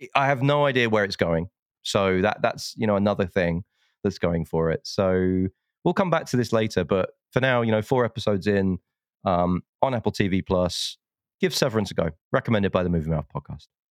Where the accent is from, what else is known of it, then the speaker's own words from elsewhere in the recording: United Kingdom; being a Brit